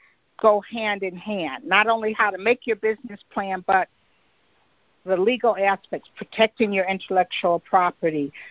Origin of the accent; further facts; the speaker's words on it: Detroit, Michigan, United States; I'm from the east side